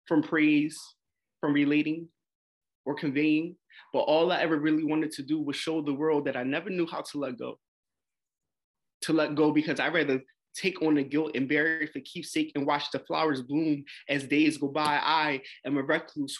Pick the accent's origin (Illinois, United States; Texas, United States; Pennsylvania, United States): Pennsylvania, United States; Philadelphia; I'm 30 years old, born and raised in Philadelphia